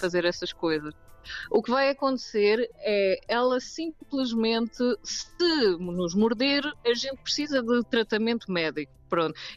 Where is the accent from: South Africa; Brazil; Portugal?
South Africa; eu nasci na África do Sul